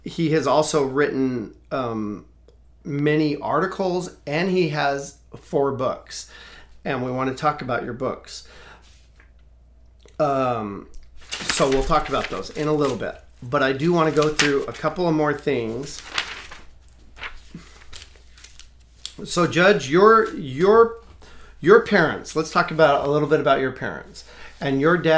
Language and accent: English; Las Cruces, New Mexico, United States; we come from Las Cruces